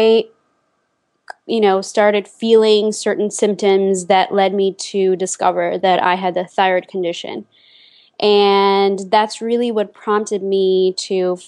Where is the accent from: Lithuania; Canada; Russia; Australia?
Lithuania; moved away as an adult; now in United States; I spent my childhood and my teenage years in Lithuania